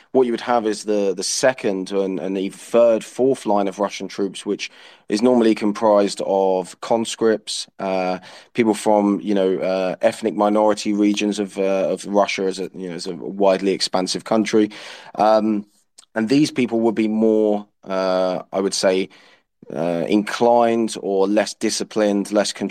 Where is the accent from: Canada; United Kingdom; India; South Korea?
United Kingdom; use my experience as a British soldier uh, my my knowledge of uh, NATO military uh, practices